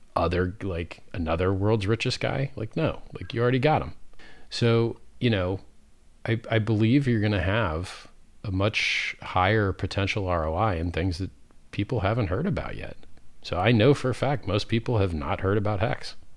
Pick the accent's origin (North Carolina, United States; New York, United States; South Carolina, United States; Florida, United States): Florida, United States; Fort Lauderdale; I grew up in Fort Lauderdale, Florida, which is the Venice of America